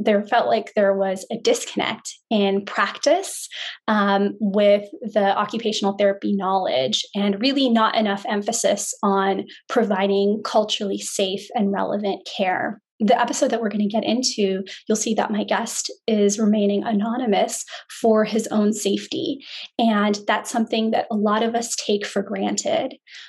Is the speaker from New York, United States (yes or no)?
no; San Francisco, California, United States; I was born and raised in San Francisco